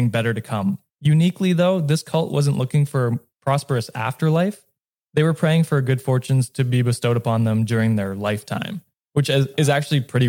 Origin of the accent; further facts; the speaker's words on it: Canada; I'm Canadian